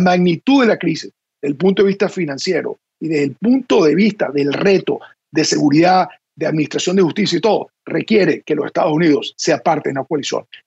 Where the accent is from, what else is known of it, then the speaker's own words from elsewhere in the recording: Venezuela; now in Washington, United States; nuestro país